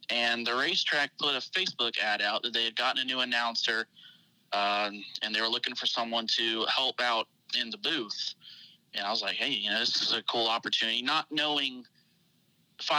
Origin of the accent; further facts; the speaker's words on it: Bronson, Florida, United States; I grew up in Bronson, which is a really small town outside of Gainesville.